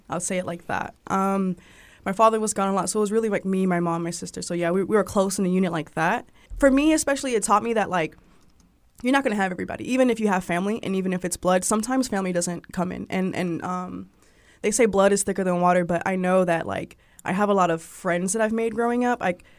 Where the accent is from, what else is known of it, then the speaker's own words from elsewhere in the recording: Savannah, Georgia, United States; And just growing up in Savannah, I've always like super active in sports.